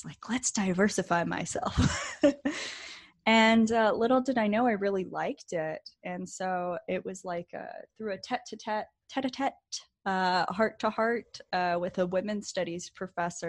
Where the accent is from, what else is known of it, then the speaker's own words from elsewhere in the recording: Beaufort, North Carolina, United States; moved away as an adult; now in California, United States; I'm actually from a very tiny town on the coast of North Carolina. It's called Beaufort.